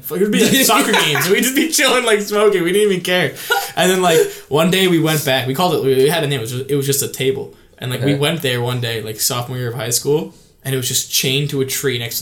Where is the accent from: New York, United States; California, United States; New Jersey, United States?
New York, United States; White Plains; an all boys Catholic high school my hometown